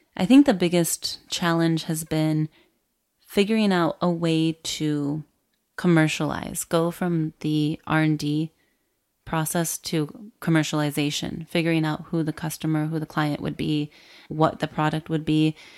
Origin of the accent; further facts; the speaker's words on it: rural Michigan, United States; moved away as an adult; also born or lived in Miami, Florida / Chicago; I was raised in Michigan, in the rural area of Michigan.